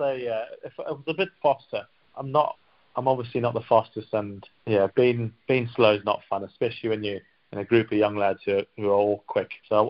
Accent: Zimbabwe; born or raised there; moved away

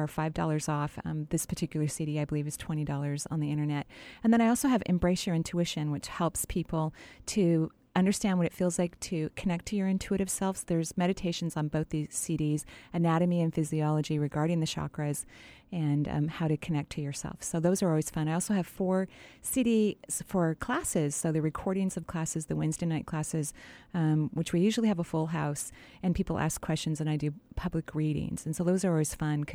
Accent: Bellevue, Washington, United States; I grew up in Bellevue. I went to Sammamish High School

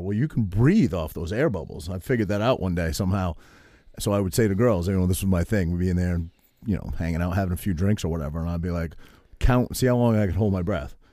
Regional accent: Harrington, Maine, United States; moved away as an adult; also born or lived in Cherryfield, Maine / New Jersey; I grew up in Harrington, which I lived until I was in eighth grade, You walk to the Methodist church, you know, and then I moved to Cherryfield.

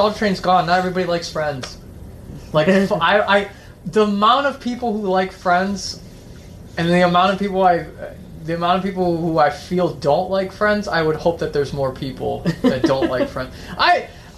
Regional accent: Chicago, Illinois, United States; we're from Chicago.

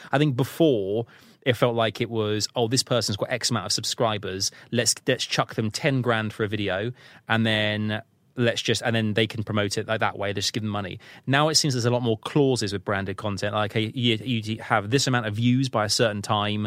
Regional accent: United Kingdom; being British

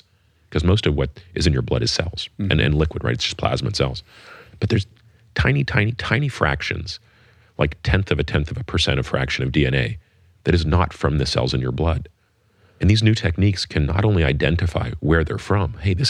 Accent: Canada; now in United States; as you probably know, I grew up in Canada, and Canada has a single payer healthcare system.

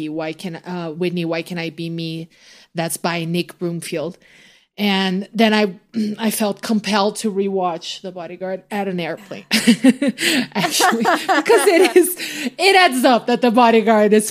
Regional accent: Brazil; moved away; for kids my age growing up in Brazil

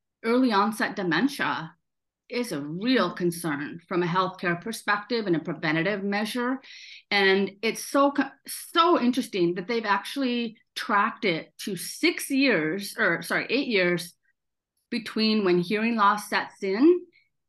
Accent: South Dakota, United States; I grew up in South Dakota

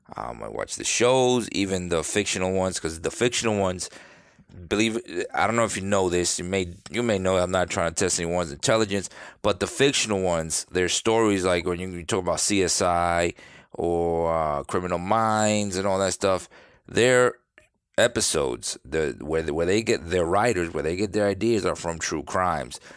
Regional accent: New York, United States; now in Florida, United States; I'm from New York, live in Florida

